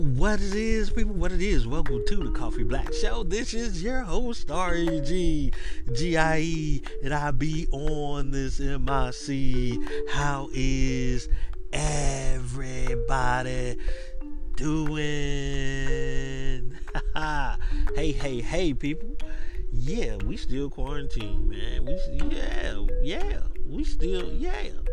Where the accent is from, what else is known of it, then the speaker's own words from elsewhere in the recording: Atlanta, Georgia, United States; When I was growing up in Atlanta, you know, um, the neighborhood that I lived